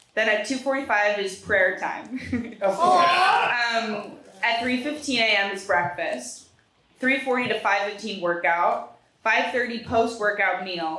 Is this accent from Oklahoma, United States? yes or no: no; New Jersey, United States; I'm from Jersey